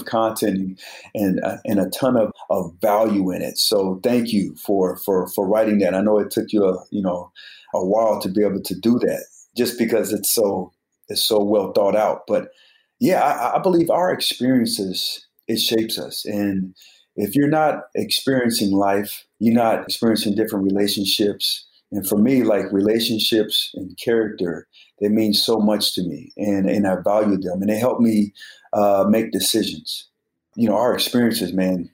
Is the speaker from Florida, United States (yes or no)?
no; Colorado Springs, Colorado, United States; I'm from Colorado Springs